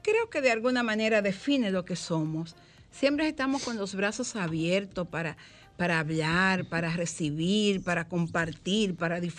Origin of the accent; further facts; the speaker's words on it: Dominican Republic; a mí me hubiese gustado como dominicana